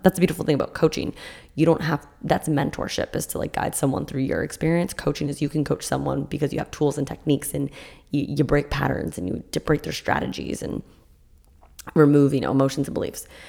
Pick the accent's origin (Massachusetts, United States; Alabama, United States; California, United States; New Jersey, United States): Massachusetts, United States; now in Florida, United States; I grew up in Massachusetts doing